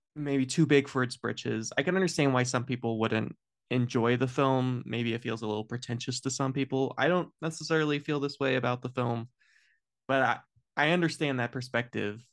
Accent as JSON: {"language": "English", "country": "United States", "said": "as an American"}